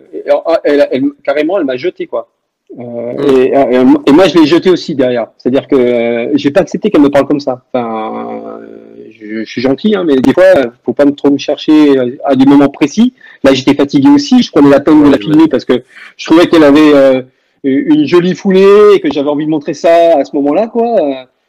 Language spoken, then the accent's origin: French; Languedoc-Roussillon, Occitania, France; je suis du Languedoc-Roussillon